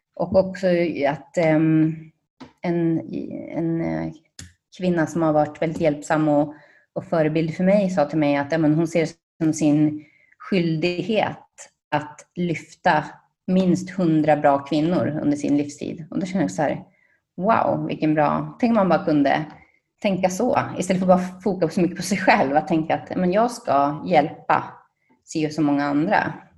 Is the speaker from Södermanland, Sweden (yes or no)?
no; Sandviken, Gävleborg County, Sweden; now in Spain; jag kommer från Sandviken